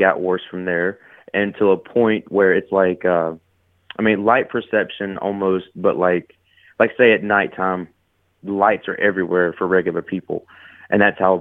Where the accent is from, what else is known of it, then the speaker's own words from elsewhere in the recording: near Greenville, Upstate South Carolina, United States; I grew up, I'm from South Carolina.